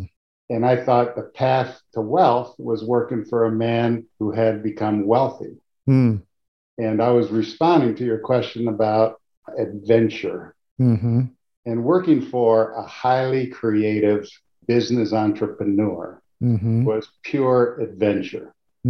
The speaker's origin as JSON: {"language": "English", "town": "Modesto", "region": "California", "country": "United States", "tie": "born or raised there", "moved": "as an adult", "said": "So that was my whole life from first grade till, you know, through Modesto Junior College."}